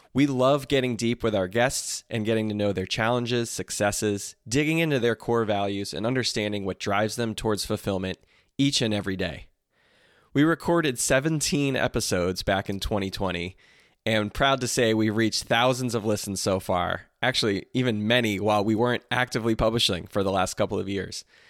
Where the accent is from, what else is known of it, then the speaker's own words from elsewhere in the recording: New Jersey, United States; from where I grew up in Jersey